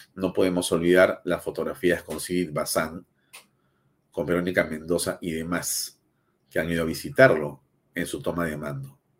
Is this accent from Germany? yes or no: no; Peru; somos más los peruanos